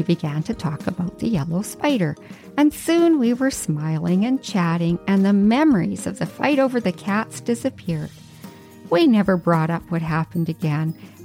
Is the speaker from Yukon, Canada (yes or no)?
yes; Yukon, Canada; moved away as an adult; now in Vancouver Island, Canada; I'd lived in the Yukon for 44 years, and it was my first time leaving my hometown